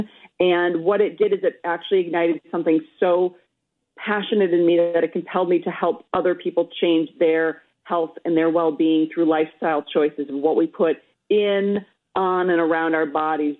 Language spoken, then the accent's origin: English; Minnesota, United States; I'm Minnesotan